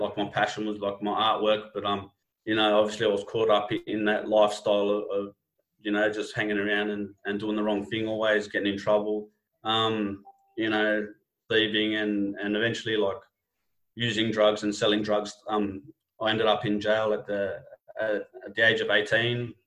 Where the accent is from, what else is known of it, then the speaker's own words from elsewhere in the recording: Sydney, New South Wales, Australia; my hometown, Sydney, you know, in the West